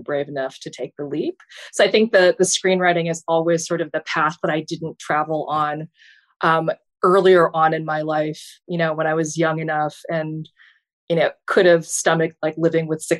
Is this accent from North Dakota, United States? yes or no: yes; Fargo, North Dakota, United States; now in Baltimore, United States; my hometown, which is Fargo